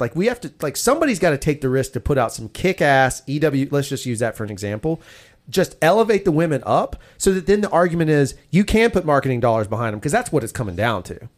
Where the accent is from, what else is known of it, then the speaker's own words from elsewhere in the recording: the South, United States; we're southern, I'm a southern boy